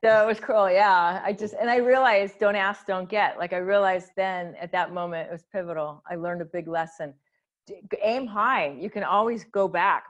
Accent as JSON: {"language": "English", "region": "Hawaii", "country": "United States", "tie": "born or raised there", "said": "I grew up in Hawaii"}